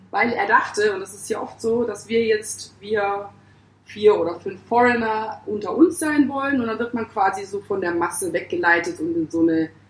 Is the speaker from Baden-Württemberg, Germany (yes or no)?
no; Hamburg, Germany; also ich als Hamburgerin quasi